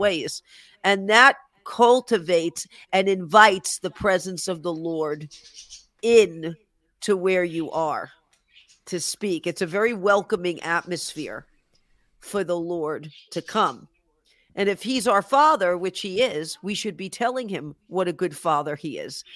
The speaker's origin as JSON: {"language": "English", "town": "New York City", "region": "New York", "country": "United States", "moved": "yes", "said": "I'm originally from the Bronx"}